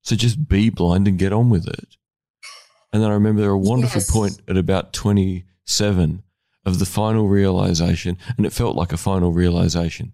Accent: Australia; I'm an Australian male

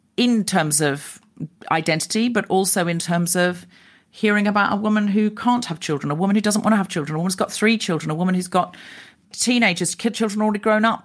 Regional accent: Australia; moved away as an adult; I'm Australian.

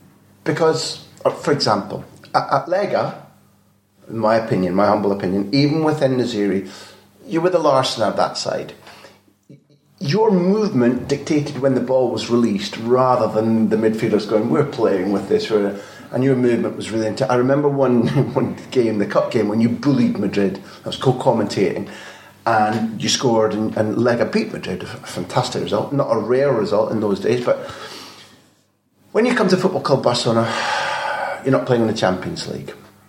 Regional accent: Scotland, United Kingdom; I'm a Scot, I'm a Celt. We get quite emotional about things

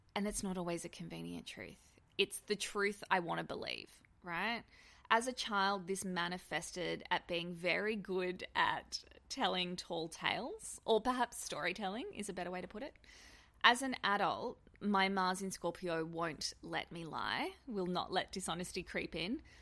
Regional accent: Australia; being an Australian

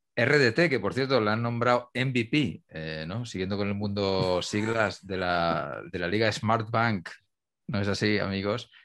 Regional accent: Humanes de Madrid, Community of Madrid, Spain; Coque, restaurante de mi pueblo, de Humanes

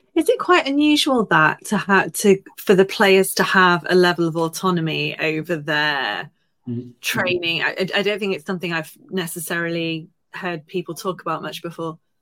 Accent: Stockport, North West England, United Kingdom; I'm lo- fairly local. I'm from Stockport

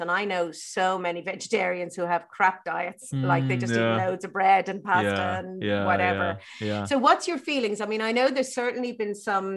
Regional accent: Ireland; growing up in Ireland when I did

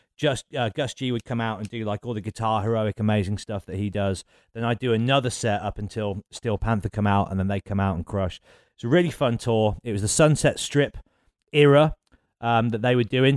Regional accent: Birmingham, West Midlands, United Kingdom; Birmingham, and it was obviously my hometown

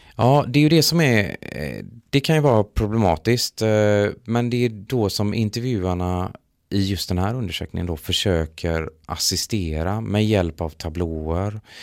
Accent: Gothenburg, Västra Götaland, Sweden; jag kommer faktiskt från Göteborg

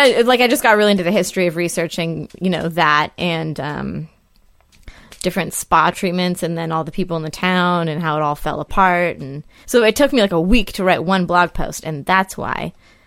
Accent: Northern California, United States; born or raised there; moved away as an adult; now in New York, United States

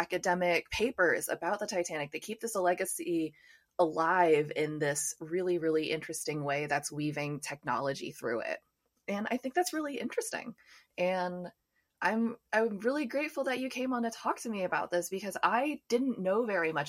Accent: United States; I'm from the States

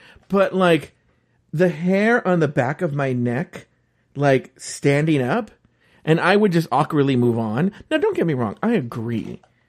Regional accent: United States; anything bad about Canada, I take the blame as an American.

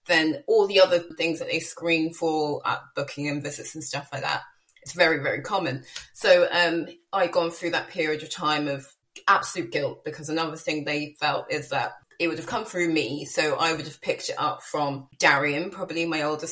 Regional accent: United Kingdom; moved away as an adult; Me by my accent, obviously I'm from the UK, but I've lived in the island for the past 6 years.

